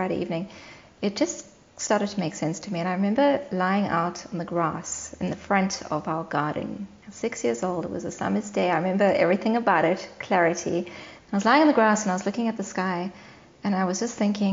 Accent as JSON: {"language": "English", "town": "Cape Town", "region": "Western Cape", "country": "South Africa", "tie": "born or raised there", "also_born_or_lived": "Johannesburg, South Africa", "moved": "yes", "said": "I grew up in Johannesburg in South Africa for the first 4 years of my life, and then we moved to Cape Town, back where my parents grew up."}